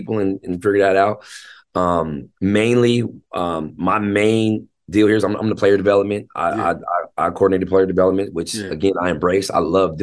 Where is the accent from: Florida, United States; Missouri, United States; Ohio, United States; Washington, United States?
Washington, United States; Tacoma; also born or lived in Seattle, Washington / Federal Way, Washington; I was raised in Tacoma.